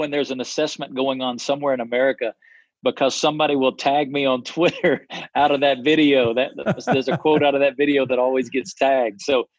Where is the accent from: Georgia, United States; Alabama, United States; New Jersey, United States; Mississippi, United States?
Alabama, United States; moved away as an adult; also born or lived in East Coast; now in Las Vegas, United States; born and raised in Alabama, a long way from where I live now in Las Vegas, Nevada. Came to know Christ as a freshman in college.